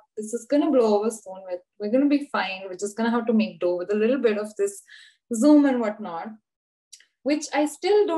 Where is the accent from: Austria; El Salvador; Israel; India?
India; Mumbai, Maharashtra; moved away as an adult; now in Cottbus, Germany; I'm from Mumbai, I kind of grew up in a place which is very similar to Cottbus.